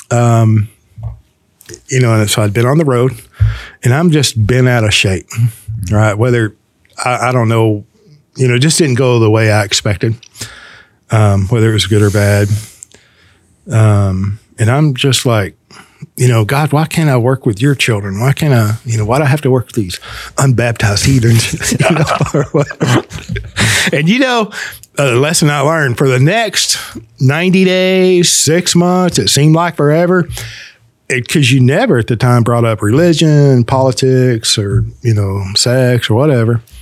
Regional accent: United States; I'm fully American, right?

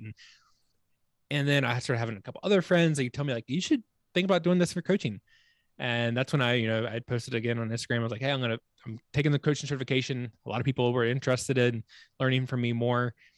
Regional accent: Virginia, United States; moved away as an adult; also born or lived in Charleston, South Carolina; now in Colorado, United States; my home state, Virginia

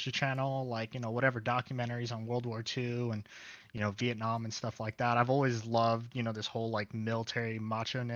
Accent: Union City, California, United States; also born or lived in Harlingen, Texas; originally, I'm from the Bay Area, California, Union City. So, you know, born here, raised here, lived most of my life

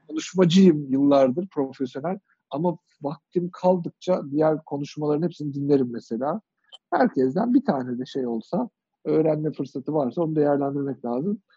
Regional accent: Kırşehir, Kırşehir Province, Turkey; moved away; Biz küçük şehirde büyüdük. Kırşehirliyim ben

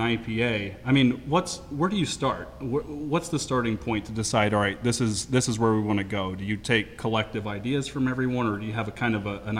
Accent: East Coast, United States; I didn't even know about Fort George because I came from the East Coast

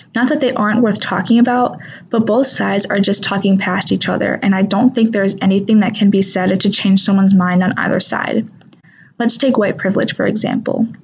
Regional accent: Wisconsin, United States; I'm from Nidisodepot, a small town that is surrounded by a bunch of other small towns in between the cities of Waukesha and Oconomowoc

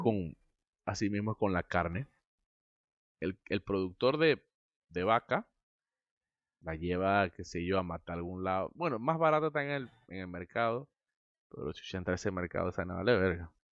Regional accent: Santiago de Veraguas, Veraguas, Panama; soy de Santiago. Santiago, Santiago, Santiago. Veraguas, Panamá.

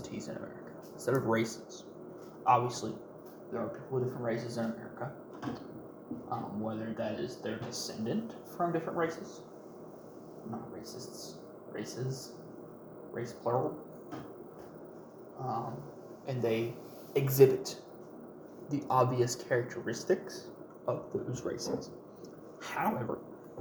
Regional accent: United States; I am not Scottish, Irish, German, American. I'm an American

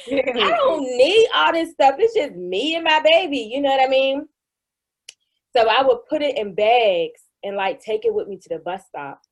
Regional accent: Pittsburgh, Pennsylvania, United States; I was born in probably one of the poorest communities in Pittsburgh, Pennsylvania

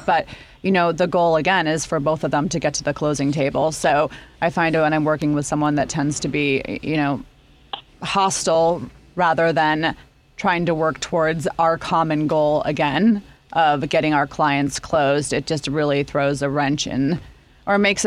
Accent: Chicago, Illinois, United States; I grew up in Lincoln Park

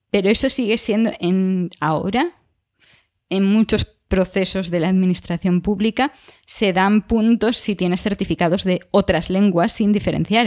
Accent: Galicia, Spain; accent: Galician; moved away; si no cambio a gallego, entonces sale el acento gallego y de repente mi acento se empieza a multiplicar

